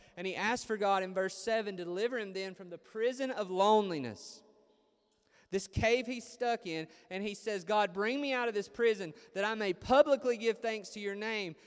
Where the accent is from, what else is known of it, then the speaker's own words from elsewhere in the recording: Chatsworth, Georgia, United States; moved away as an adult; also born or lived in Chicago; I went to Chicago from Chatsworth, Georgia.